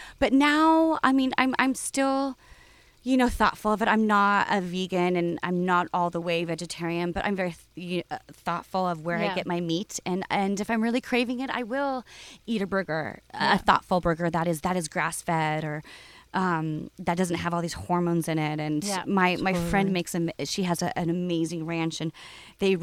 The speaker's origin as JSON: {"language": "English", "region": "Southern California", "country": "United States", "tie": "born or raised there", "also_born_or_lived": "Oakland", "said": "growing up in California"}